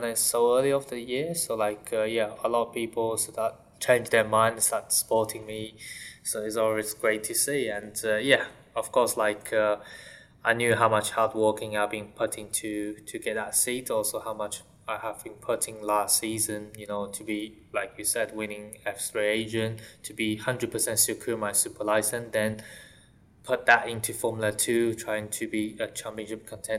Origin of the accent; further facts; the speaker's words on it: Shanghai, China; English is a second language; moved away; I'm from Shanghai, growing up from Shanghai.